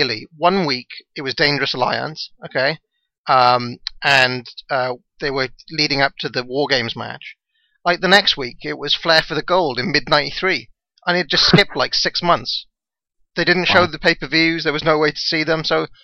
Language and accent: English; Wales, United Kingdom; I'm from Wales